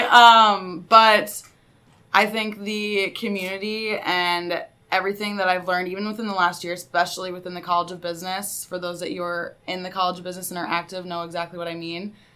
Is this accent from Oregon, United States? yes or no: no; Sioux Falls, South Dakota, United States; moved away as an adult; now in Mankato, United States; I'm from Sioux Falls, South Dakota